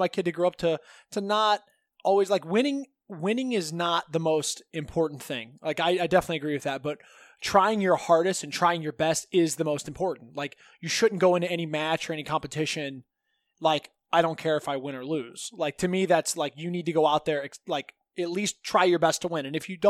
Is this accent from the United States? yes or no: yes; Green, Ohio, United States; I grew up in Green, Ohio. You know, it's a really nice suburb.